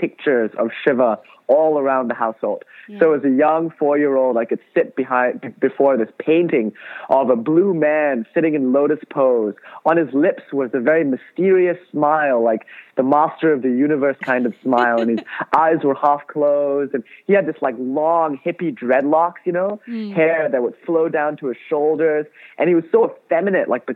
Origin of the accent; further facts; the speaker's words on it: Kuala Lumpur, Malaysia; now in Los Angeles, United States; I grew up in Kuala Lumpur, Malaysia